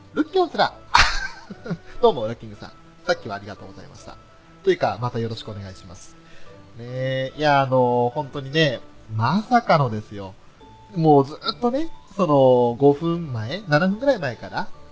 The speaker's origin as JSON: {"language": "Japanese", "region": "Hokkaido", "country": "Japan", "accent": "Hokkaido dialect", "said": "俺なんか今、北海道弁、ちょっと無意識に喋ってたかな"}